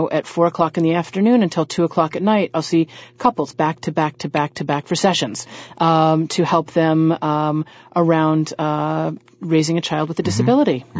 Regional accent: Southern United States, United States; But I said so very nicely because I'm a Southerner.

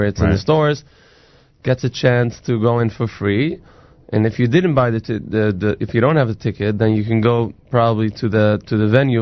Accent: New York City, New York, United States; I'm originally from Brooklyn from Williamsburg.

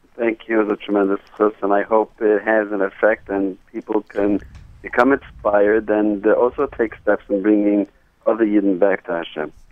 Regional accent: New York City, New York, United States; I grew up in Borough Park around Hasidic families

